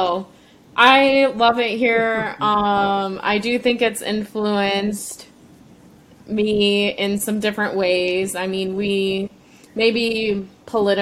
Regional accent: Sioux Falls, South Dakota, United States; I am from Sioux Falls, South Dakota, so right in the heart of the Midwest.

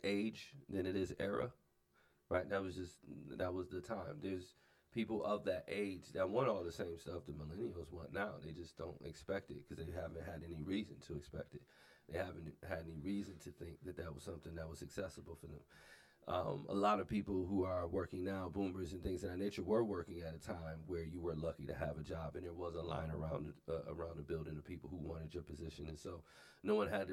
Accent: Buffalo, New York, United States; now in South Dakota, United States; I'm originally from Buffalo, New York, and at the time, early 90s, when we moved out here

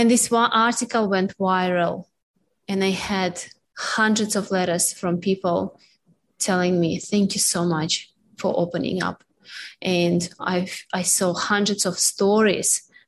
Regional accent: Russia; moved away; When I went back to Russia

